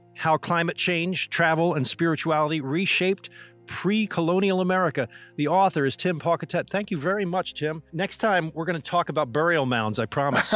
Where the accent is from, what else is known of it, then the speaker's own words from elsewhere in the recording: New Jersey, United States; growing up in New Jersey